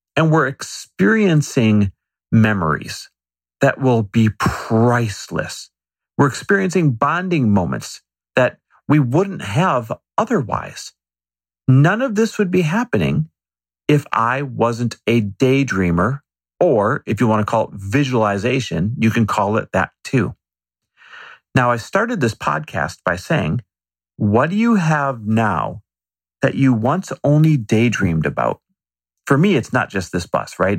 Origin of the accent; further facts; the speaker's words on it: Midwest, United States; I grew up in the Midwest